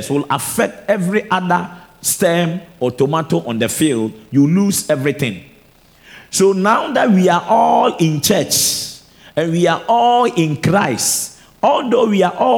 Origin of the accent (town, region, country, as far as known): Ghana